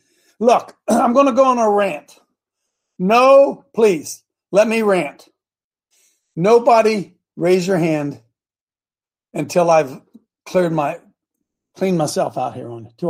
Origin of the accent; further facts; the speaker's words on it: Ohio, United States; We're from Ohio. We're from Ohio. I just had to get that in there.